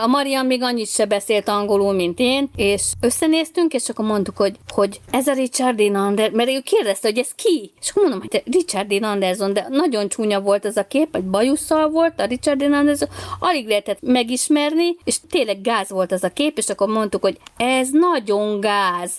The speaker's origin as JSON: {"language": "Hungarian", "country": "Hungary", "said": "mint magyar turista"}